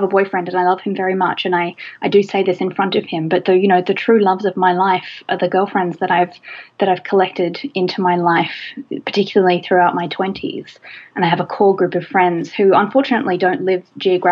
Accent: Australia; Australia, my home country

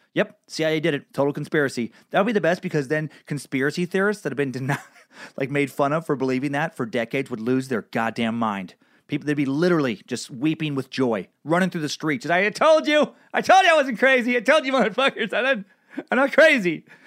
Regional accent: Idaho, United States; my little Idaho hometown

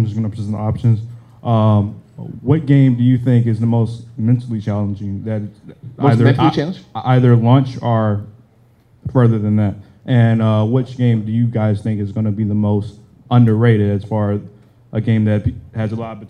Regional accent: Virginia, United States; I'm from Virginia.

